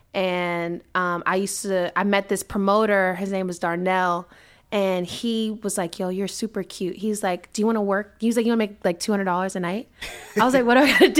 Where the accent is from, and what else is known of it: Silver Spring, Maryland, United States; born or raised there; also born or lived in Washington, D.C.